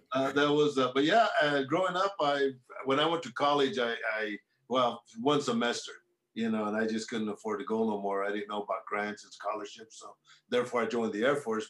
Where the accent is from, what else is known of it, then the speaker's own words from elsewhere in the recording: Central Valley of California, United States; I grew up in the Central Valley of California, which is considered the agricultural capital of the world